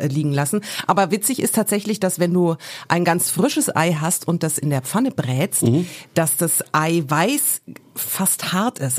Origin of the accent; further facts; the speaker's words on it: Franconia, Bavaria, Germany; moved away; ich bin ja in Bayern aufgewachsen, also in Franken. Und ich bin froh, dass ich da relativ früh weggezogen bin